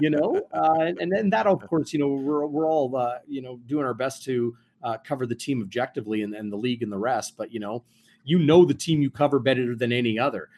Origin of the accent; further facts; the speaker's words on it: Winnipeg, Manitoba, Canada; born and raised in Winnipeg and in southern Manitoba.